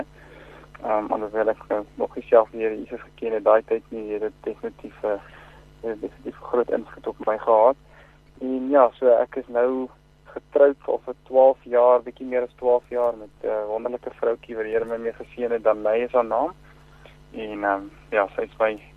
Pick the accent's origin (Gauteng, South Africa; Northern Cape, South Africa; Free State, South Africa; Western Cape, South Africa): Free State, South Africa; Bloemfontein; also born or lived in Klerksdorp; Ek um, het groot geword in in uh, Bloemfontein. Ek is van uit gebore in Klerksdorp en as dit verhuis Bloemfontein toe terwyl ek klein was, so ek het hier groot geword, skool gegaan.